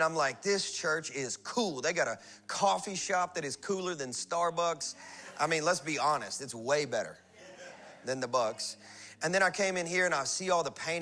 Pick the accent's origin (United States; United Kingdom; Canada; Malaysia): United States; the South; I'm from the South